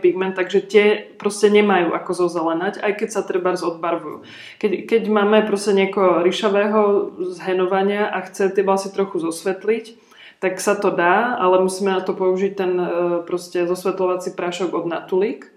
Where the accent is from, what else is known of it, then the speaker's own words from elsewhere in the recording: Trenčín area, Trenčín Region, Slovakia; moved away; já vlastně pochádzam tak nějak z Trenčina, z okolia Trenčina